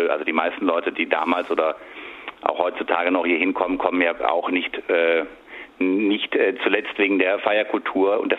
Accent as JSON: {"language": "German", "region": "Baden-Württemberg", "country": "Germany", "tie": "born or raised there", "said": "habe ich in einem sehr schönen Restaurant gearbeitet, in Arbeiter im, ähm, im Hohenzollern und meiner Heimat."}